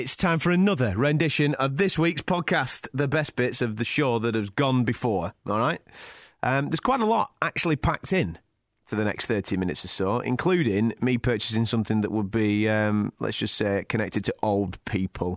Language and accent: English; Blackburn, North West England, United Kingdom; my hometown of Blackburn